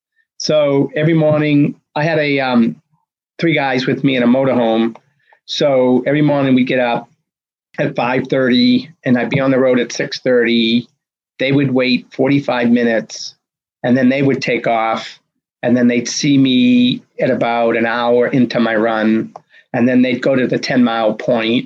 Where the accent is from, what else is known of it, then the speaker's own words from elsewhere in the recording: Medford, Massachusetts, United States; my hometown of Medford, Mass.